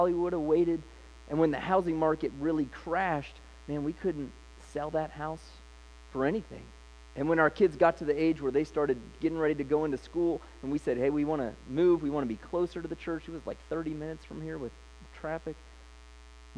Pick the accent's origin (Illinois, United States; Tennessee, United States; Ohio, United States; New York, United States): Ohio, United States; Licking County; also born or lived in Columbus, Ohio; we grew up in Licking County